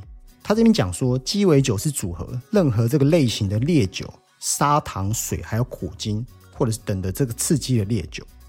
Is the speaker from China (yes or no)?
no; Taiwan; 我们台湾人